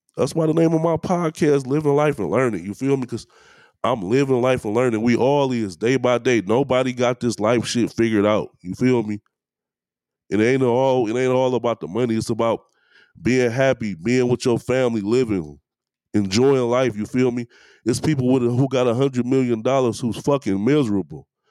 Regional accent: Detroit, Michigan, United States; I'm from East Warren, man. I went to Southeastern High School.

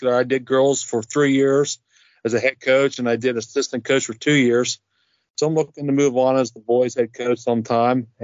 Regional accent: East Liverpool, Ohio, United States; I'm from East Urple, Ohio

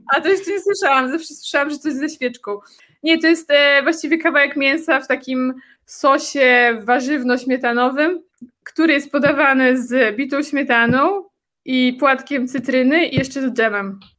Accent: Warsaw, Masovian Voivodeship, Poland; now in Czech Republic; ja jestem z Warszawy

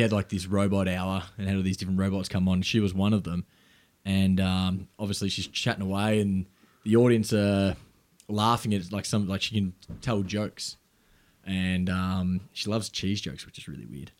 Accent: South Gippsland, Victoria, Australia; where I grew up in South Gippsland

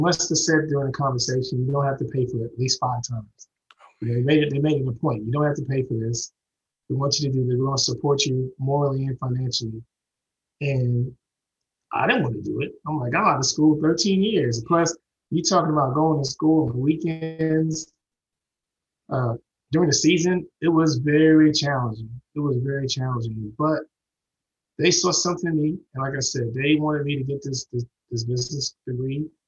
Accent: Houston, Texas, United States; moved away; that was my hometown. Right. I mean, I grew up there

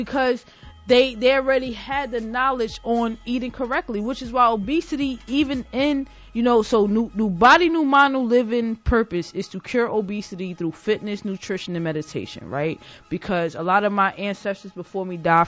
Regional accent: Jersey City, New Jersey, United States; I grew up in Jersey City. Like, I didn't grow up in the suburbs

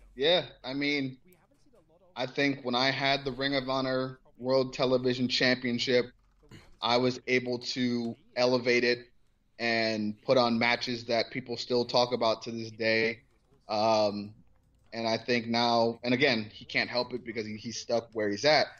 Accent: Cleveland, Ohio, United States; I'm from Cleveland

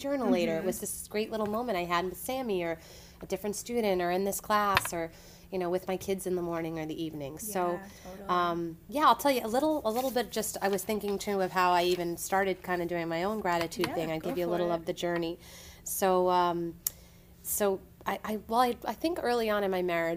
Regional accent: Lower Westchester County, New York, United States; also born or lived in Boston; I grew up in Lower Westchester County

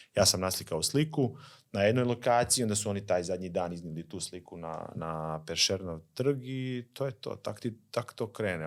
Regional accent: Slavonski Brod, Brod-Posavina County, Croatia; Slavonski brod recimo, mi smo odrasli

